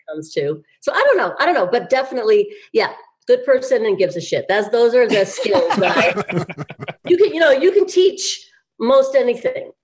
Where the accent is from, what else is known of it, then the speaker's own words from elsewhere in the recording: Beverly Hills, California, United States; I grew up in Beverly Hills and I went to the high school.